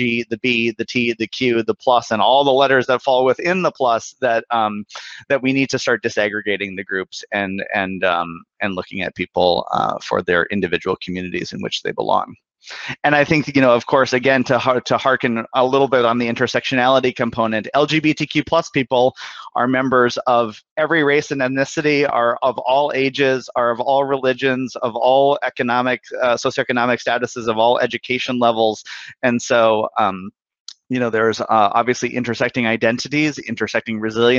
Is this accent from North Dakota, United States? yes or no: yes; Bismarck, North Dakota, United States; moved away; I'm originally from Bismarck, North Dakota. I grew up in a really, you know, conservative part of the country